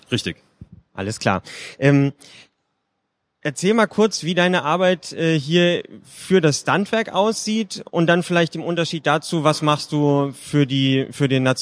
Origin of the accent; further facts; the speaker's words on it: Berlin, Germany; ich komme aus Berlin, da haben in den letzten Monaten schon wieder zwei neue Boulderhallen aufgemacht und alle gehen dahin.